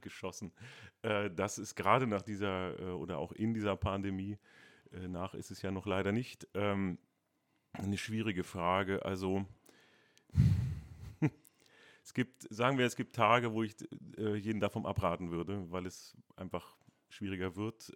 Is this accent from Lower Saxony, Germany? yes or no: yes; Hanover, Lower Saxony, Germany; moved away as an adult; now in Dresden, Germany; einmal bin ich Hannoveraner. Ähm, stolzer Hannoveraner